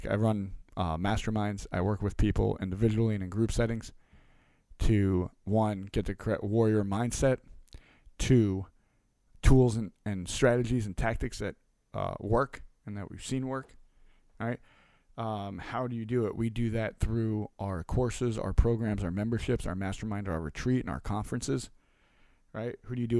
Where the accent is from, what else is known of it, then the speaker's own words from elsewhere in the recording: New York, United States; born there; now in Delaware, United States; I was born in New York to two of some of the craziest and most amazing people on earth. We moved a little bit all over, until I got older and plotted in Delaware in a snowstorm